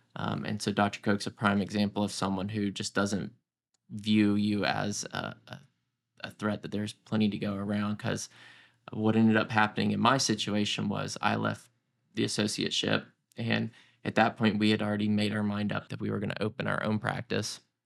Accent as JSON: {"language": "English", "town": "Roswell", "region": "Georgia", "country": "United States", "tie": "born or raised there", "also_born_or_lived": "Houston", "said": "I grew up in Roswell, Georgia"}